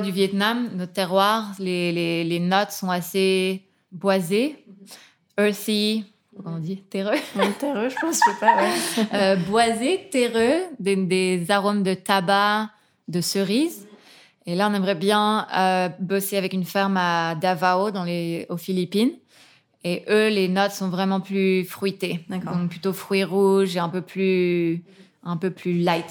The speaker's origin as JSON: {"language": "French", "region": "Geneva", "country": "Switzerland", "tie": "born or raised there", "also_born_or_lived": "Nottingham, United Kingdom / Hong Kong", "said": "J'ai grandi ici à Genève"}